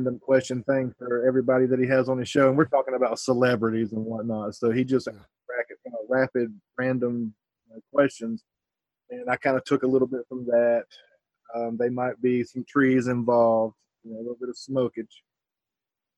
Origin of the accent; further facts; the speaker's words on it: Myrtle Beach, South Carolina, United States; moved away as an adult; now in West Virginia, United States; I come from the South. I lived in Myrtle Beach, South Carolina for about 34 years. Moved to West Virginia about 4 or 5 years ago